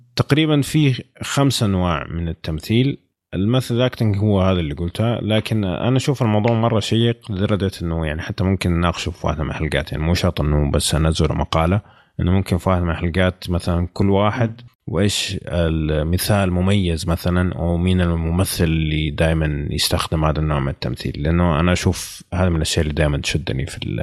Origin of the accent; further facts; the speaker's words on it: Saudi Arabia; عندنا في السعوديه